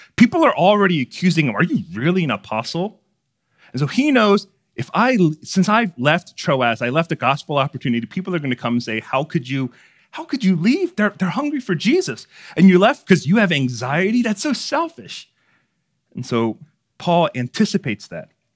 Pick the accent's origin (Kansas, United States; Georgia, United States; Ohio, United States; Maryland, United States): Maryland, United States; Baltimore; my parents owned a seafood store growing up in Baltimore City